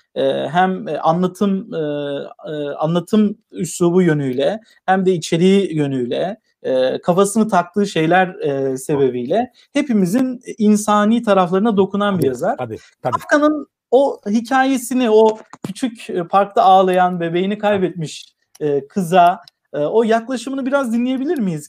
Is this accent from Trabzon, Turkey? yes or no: no; Tokat, Turkey; ben Tokatlıyım